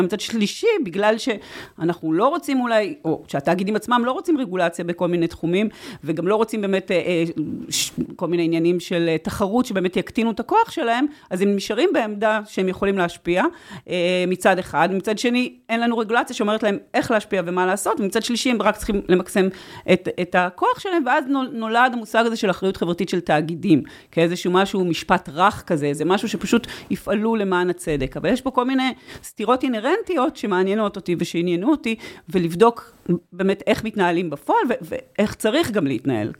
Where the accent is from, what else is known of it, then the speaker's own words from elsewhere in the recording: Israel; אני קיבוציקית במקור